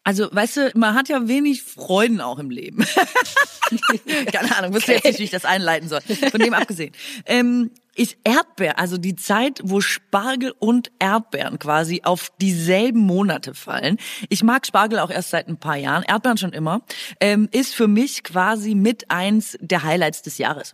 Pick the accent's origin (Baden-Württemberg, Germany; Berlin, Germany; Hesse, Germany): Baden-Württemberg, Germany; Swabia; accent: Swabian; first language Swabian German; in meiner Muttersprache fluche und das ist ganz schlimmes Schwäbisch